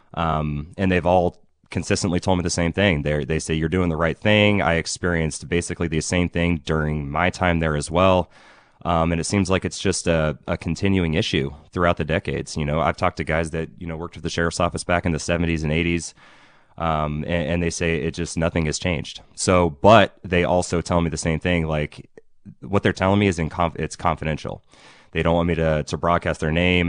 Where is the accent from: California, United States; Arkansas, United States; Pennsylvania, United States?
California, United States; Ukiah; I'm from here in Ukiah. I grew up here, um, graduated from Ukiah High in two thousand five